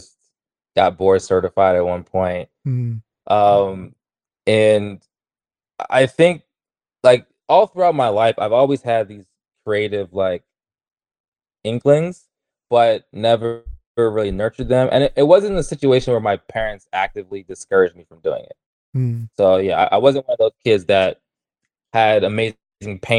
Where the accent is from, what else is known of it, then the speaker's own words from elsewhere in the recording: Baltimore, Maryland, United States; moved away as an adult; also born or lived in Arkansas / Texas; now in Los Angeles, United States; I'm originally from Baltimore, Maryland, and I've been moving west ever since college